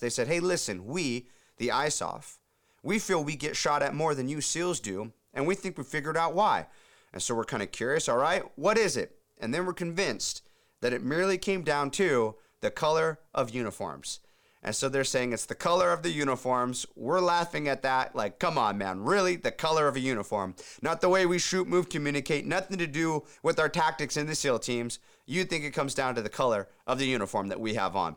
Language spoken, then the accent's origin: English; Huntington Beach, California, United States; my hometown, Huntington Beach, California